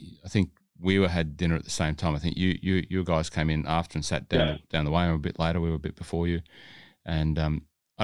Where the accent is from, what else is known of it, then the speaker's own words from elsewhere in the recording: Hunter Valley, New South Wales, Australia; I'm from the Hunter Valley